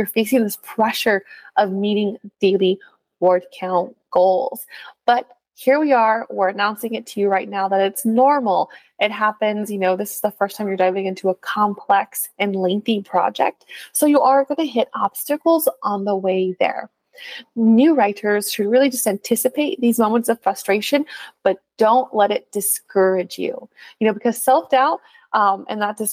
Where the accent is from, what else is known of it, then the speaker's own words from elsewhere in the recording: California, United States; accent: California; as a Californian